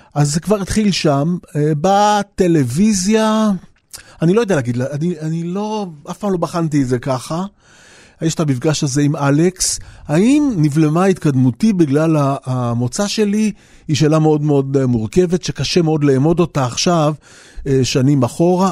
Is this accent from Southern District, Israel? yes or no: no; Jaffa, Tel Aviv District, Israel